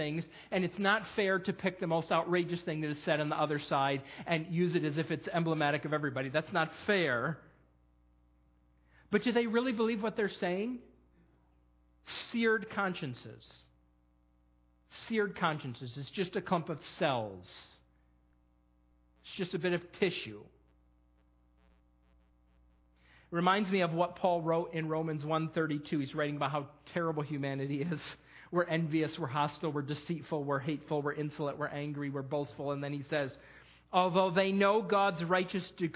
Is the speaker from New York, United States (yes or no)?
yes; New York, United States; moved away; My home state, the great state of New York